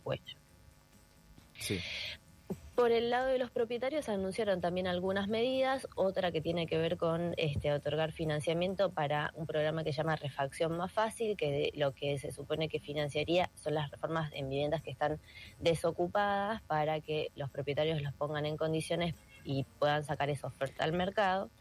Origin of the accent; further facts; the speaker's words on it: Buenos Aires, Argentina; como porteñas